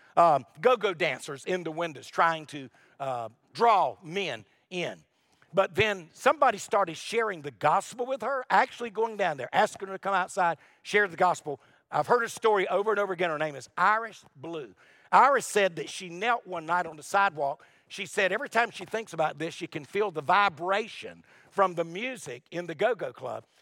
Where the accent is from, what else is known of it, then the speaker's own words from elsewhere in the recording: Wilmington, North Carolina, United States; also born or lived in Lumberton, North Carolina; Wilmington, North Carolina is where I was raised. I was born in Lumberton.